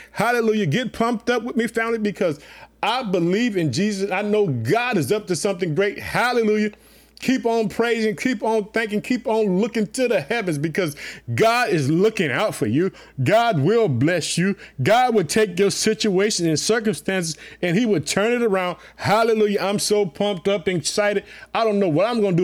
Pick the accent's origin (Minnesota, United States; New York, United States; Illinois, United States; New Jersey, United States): Illinois, United States; also born or lived in Chicago; my home state, the state of Illinois, Illinois, living in the city of Chicago